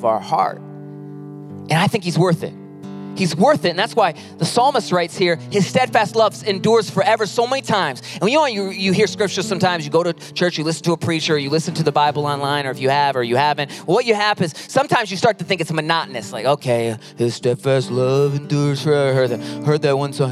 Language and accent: English; Pinckney, Michigan, United States; also born or lived in Mason, Michigan; now in Lansing, United States; I was born in Pinckney, Michigan, moved to Mason, and now in Lansing